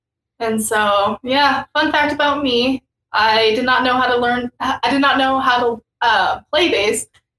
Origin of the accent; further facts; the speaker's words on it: Denver, Colorado, United States; Born and raised in Denver, Colorado.